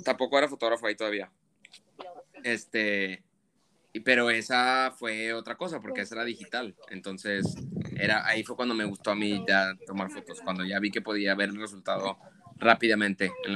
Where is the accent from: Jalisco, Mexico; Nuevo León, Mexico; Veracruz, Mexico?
Nuevo León, Mexico; Monterrey; first language Spanish; moved away as an adult; yo crecí en Monterrey